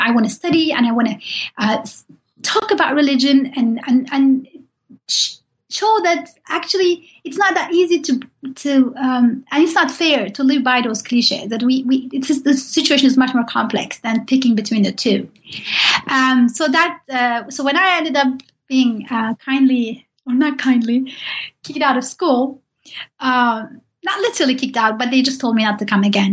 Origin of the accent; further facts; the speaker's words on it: Turkey; I'm from Turkey